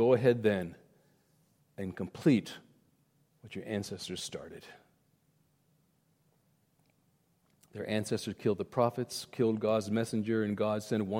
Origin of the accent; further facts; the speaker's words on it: India; When I was growing up in India, my parents were there. They would whitewash their homes.